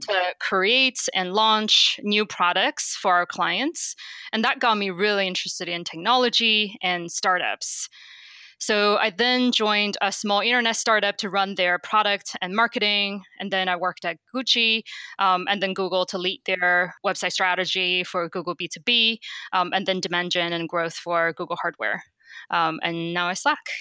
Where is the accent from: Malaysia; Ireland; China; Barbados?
China; moved away as an adult; also born or lived in Beijing; now in United States; I grew up in China